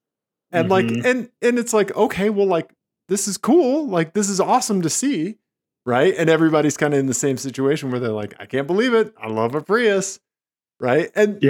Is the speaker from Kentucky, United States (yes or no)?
no; Missouri, United States; moved away; I'm from Missouri. It's the show me state.